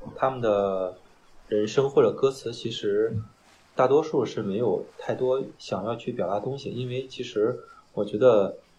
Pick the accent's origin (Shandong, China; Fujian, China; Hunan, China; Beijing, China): Shandong, China; Qingdao; 我是大学毕业之后工作来的青岛，我是潍坊的。我是工作调度吧，嗯，我是老家是淄博嗯，来青岛有三四年吧